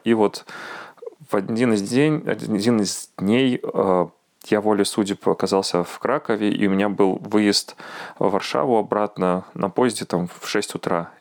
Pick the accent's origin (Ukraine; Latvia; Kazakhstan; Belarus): Belarus; now in Warsaw, Poland; мы сейчас, белорусы